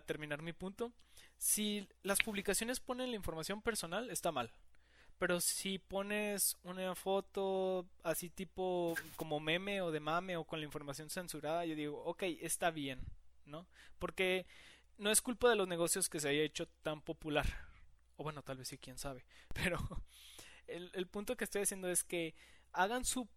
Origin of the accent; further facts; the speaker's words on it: Mexico; no lo celebramos aquí en México